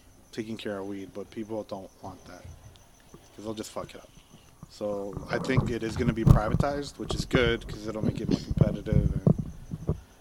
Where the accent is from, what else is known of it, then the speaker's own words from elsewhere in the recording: Chile; now in Canada; I was born in Chile